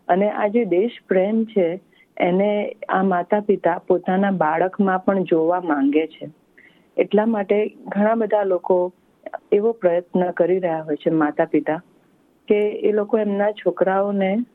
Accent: India; moved away; આપણે ભારતીય છીએ

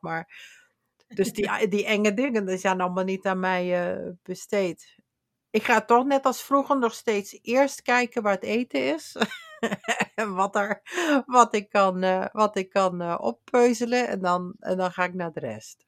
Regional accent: Limburg, Netherlands; Ik kom uit Limburg

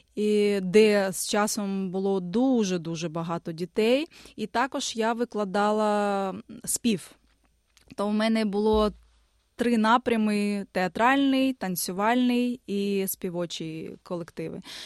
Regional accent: Dnipro, Dnipropetrovsk Oblast, Ukraine; moved away as an adult; also born or lived in Kyiv; now in Australia; я народилася в Дніпрі, з дитинства займалася творчістю

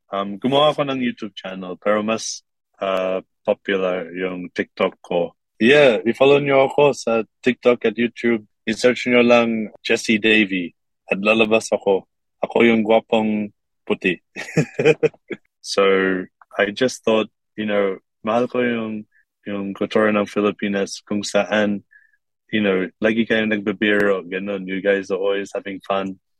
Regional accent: Kuwait; now in Korea; lumaki ako sa Kuwait at meron sila mag-Arabic at meron sila mag-English. At ako, meron lang, lang ako mag-English noon.

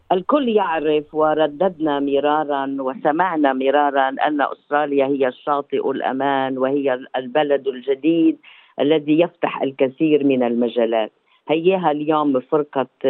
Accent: Lebanon; accent: Lebanese; moved away as an adult; also born or lived in Beirut; now in Australia; اتحدث اليك باللهجه اللبنانيه

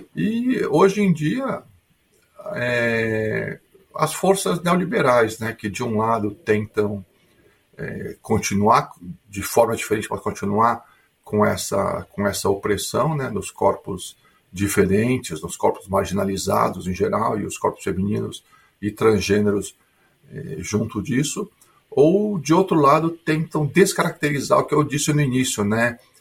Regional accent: Porto Alegre, Rio Grande do Sul, Brazil; moved away as an adult; also born or lived in São Paulo, Brazil; now in Sydney, Australia; eu sou brasileiro de Porto Alegre, mas fiz minha formação acadêmica em São Paulo

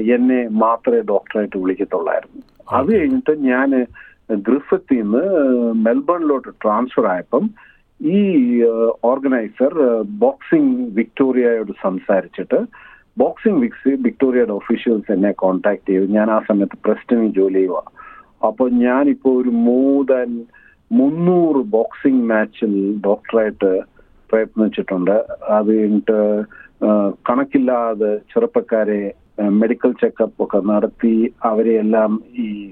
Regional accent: India; now in Australia; മാതൃഭൂമി കണ്ടിട്ട് നാല് വർഷമായി

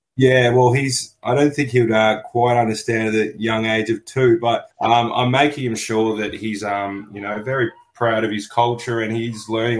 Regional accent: Melbourne, Victoria, Australia; but I was born in on Bunurong land in Melbourne, and I currently work on Bunurong land

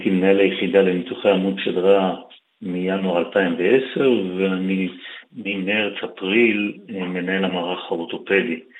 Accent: Israel; אני נולדתי, גדלתי בישראל, למדתי באוניברסיטת תל אביב

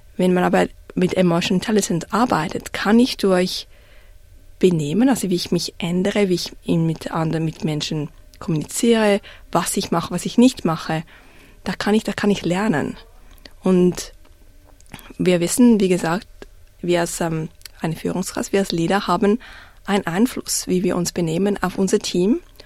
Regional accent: Zurich, Switzerland; accent: Swiss; moved away as an adult; now in Melbourne, Australia; Ich bin in Zürich aufgewachsen

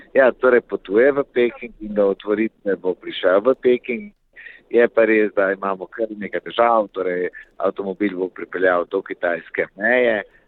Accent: Slovenia

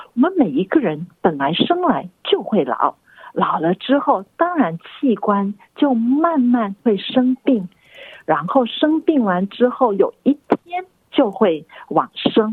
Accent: Singapore; now in Australia; 我出生于新加坡

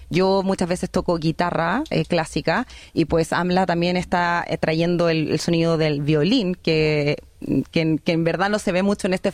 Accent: Chile; soy una artista chilena, pero que vive en, en un país de habla inglesa

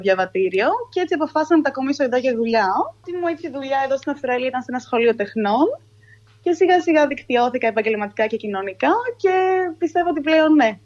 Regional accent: Athens, Attica, Greece; moved away as an adult; now in Sydney, Australia; γεννήθηκα μεγαλώσει στην Αθήνα

